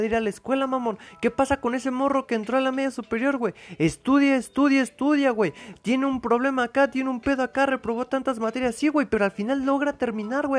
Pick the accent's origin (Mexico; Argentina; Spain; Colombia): Mexico; así somos los mexicanos